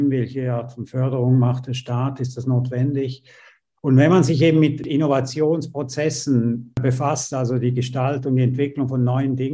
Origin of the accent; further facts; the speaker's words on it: St. Gallen, Switzerland; born there; Naja, also geboren in St. Gallen und habe dann tatsächlich dort auch studiert und auch promoviert.